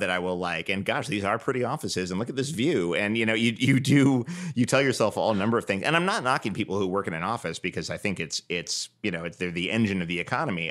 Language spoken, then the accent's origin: English; New York, United States; growing up in New York